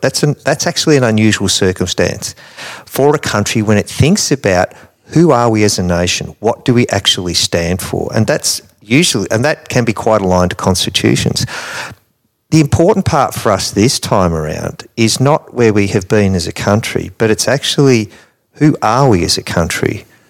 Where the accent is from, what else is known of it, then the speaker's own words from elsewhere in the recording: Australia; as an Australian voter